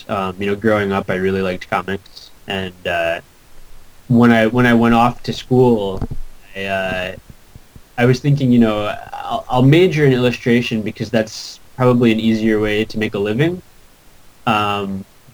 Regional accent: Syracuse, New York, United States; moved away as an adult; also born or lived in Buffalo / Southern California; I grew up in Syracuse, but I went to school in Buffalo

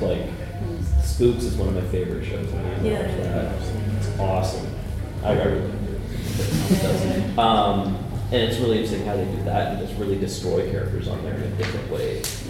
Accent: Canada; Okay, I'm from Canada. That's not a TP.

